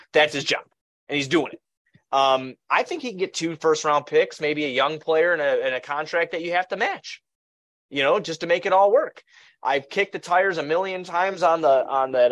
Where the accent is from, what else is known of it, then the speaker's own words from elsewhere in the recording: Blue Island, Illinois, United States; I come from Blue Island